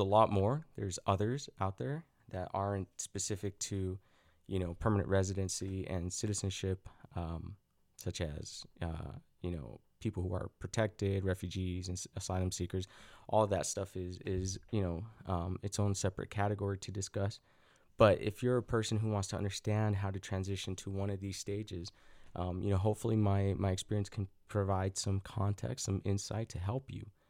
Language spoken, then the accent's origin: English; Salt Lake City, Utah, United States; also born or lived in Mexico / Los Angeles; growing up in Salt Lake City, Utah